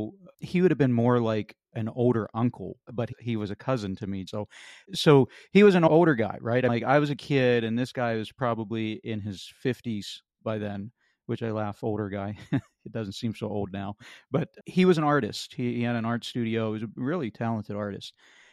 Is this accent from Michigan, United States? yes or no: no; Pennsylvania, United States; And growing up in Western Pennsylvania, we lived in an area where there was a Catholic church on literally every corner.